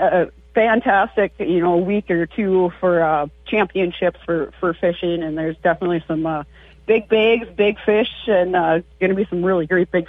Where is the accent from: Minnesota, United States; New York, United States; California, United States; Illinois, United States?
Minnesota, United States; we're from Minnesota